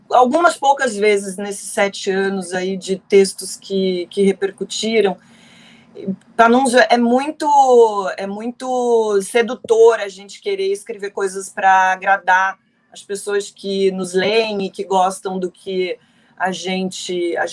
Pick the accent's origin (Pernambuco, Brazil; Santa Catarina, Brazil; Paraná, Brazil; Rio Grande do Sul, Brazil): Paraná, Brazil; o paranaense, eu sou paranaense